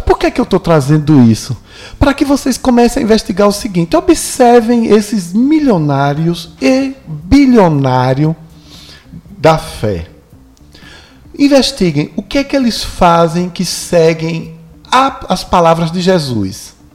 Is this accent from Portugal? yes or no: no; Northeast Region, Brazil; Vocês não sabem o orgulho que eu tive de ser nordestino.